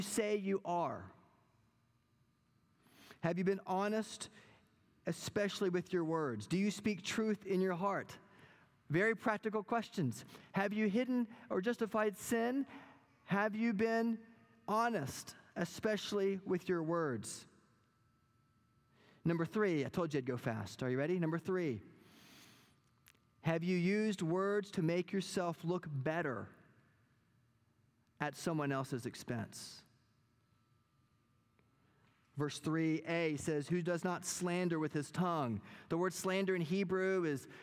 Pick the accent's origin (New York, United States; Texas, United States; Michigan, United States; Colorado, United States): Texas, United States; Wichita Falls; my hometown many years ago when I was growing up